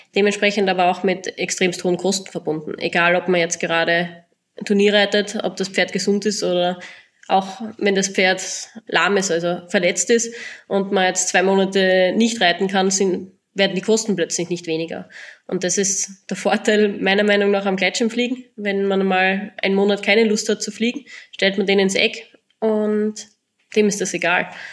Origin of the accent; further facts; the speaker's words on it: southern Styria, Austria; Ich komme ursprünglich aus der Südsteiermark